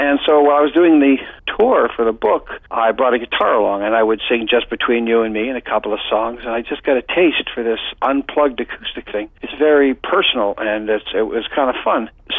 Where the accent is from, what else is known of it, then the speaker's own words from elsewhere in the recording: Waverley, Nova Scotia, Canada; I grew up in Waverly, Nova Scotia